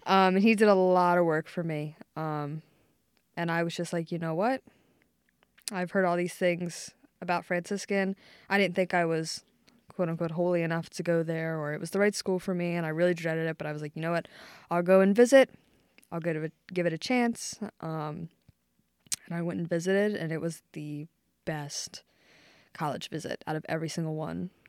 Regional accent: Maryland, United States; moved away as an adult; now in Ohio, United States; I'm from Maryland.

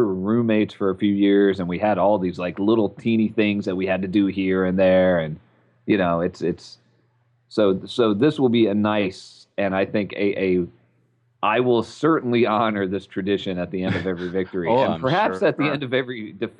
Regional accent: Virginia, United States; We are from Virginia.

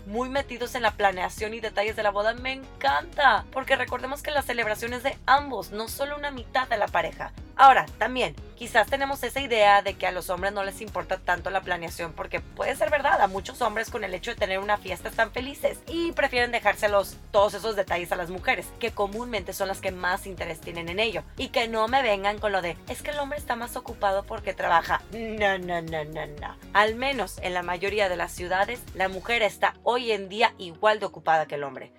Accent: Monterrey, Nuevo León, Mexico; soy regia

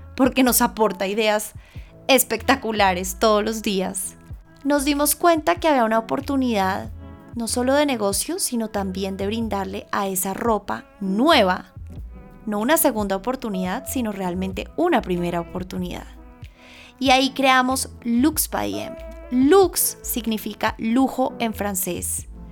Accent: Colombia; moved away as an adult; Colombia, que es el lugar en donde yo nací y crecí

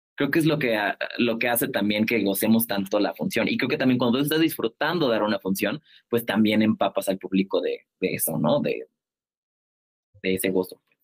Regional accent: Colima, Mexico; now in Mexico City, Mexico; somos de Colima

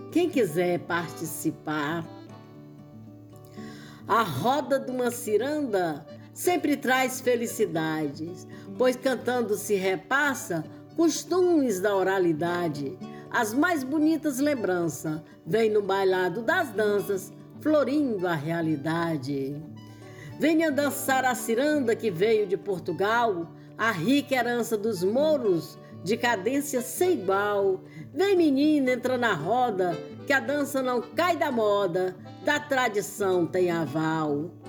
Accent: Poeiras, Ceará, Brazil; Eu nasci em Poeiras, terra boa é meu lugar. Sou cearense da gema, tenho orgulho de falar.

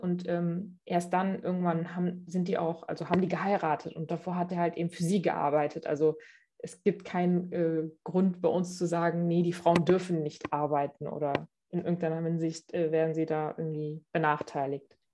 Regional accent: Cologne, North Rhine-Westphalia, Germany; bin in Köln geboren und aufgewachsen, habe einen türkisch-islamischen Hintergrund

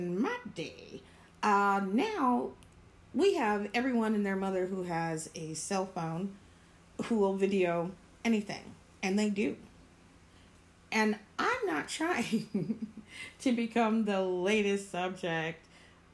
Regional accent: Florida, United States; I'm from Florida

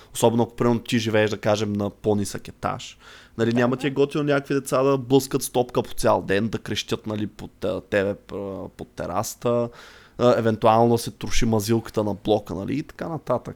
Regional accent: Targovishte, Targovishte Province, Bulgaria; now in Sofia, Bulgaria; аз не съм от София, от търговище съм. И когато израсвах, там наистина нямаше игрища.

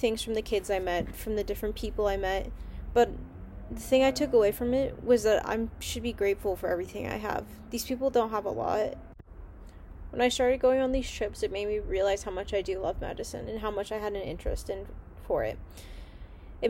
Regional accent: Pasadena, California, United States; also born or lived in Eagle, Idaho; now in San Diego, United States; I was born in Pasadena, California, and grew up there for most of my life

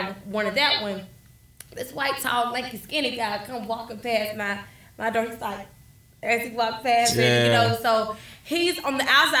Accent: Atlanta, Georgia, United States; Atlanta. I'm from Atlanta.

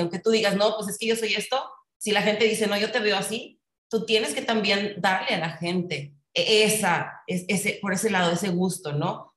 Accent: Monterrey, Nuevo León, Mexico; soy regia 100%

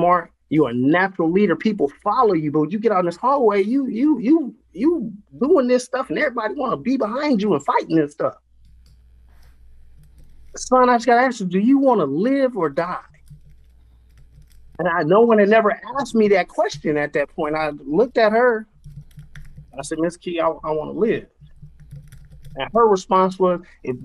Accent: Oakland, California, United States; moved away as an adult; now in Wisconsin, United States; I'm from the Bushrod area in North Oakland specifically.

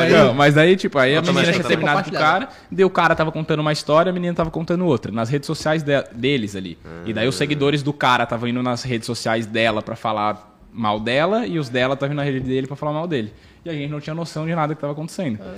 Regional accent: São Paulo, Brazil; sou, de São, São Paulo, Paulo é.

